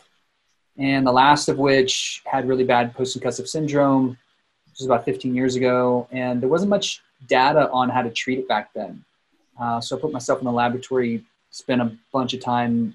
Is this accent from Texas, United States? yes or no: yes; South Texas, United States; moved away as an adult; also born or lived in Denver, Colorado; now in Boulder, United States; I was born in South Texas